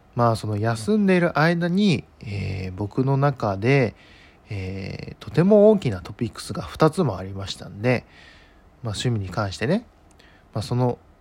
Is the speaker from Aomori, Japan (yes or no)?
no; Ishikawa, Japan; 我が地元石川にですね